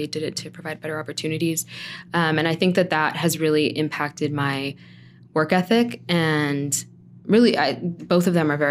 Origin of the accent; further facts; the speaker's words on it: San Bernardino, California, United States; I am from the community. I grew up in San Bernardino. I went to San Bernardino schools like my whole life. I went to Richardson and then Cajon High School.